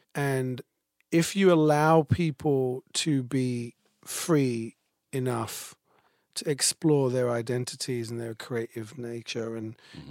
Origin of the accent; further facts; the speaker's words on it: United Kingdom; moved away; I'm British